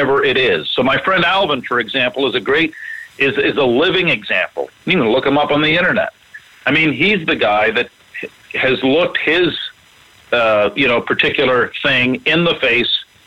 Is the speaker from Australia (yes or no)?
no; Canada; I'm a Canadian